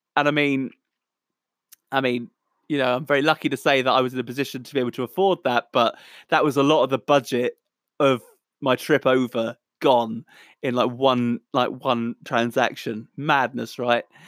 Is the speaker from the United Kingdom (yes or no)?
yes; Southampton, South East England, United Kingdom; I'm a musician from Southampton, England, the Solent Delta.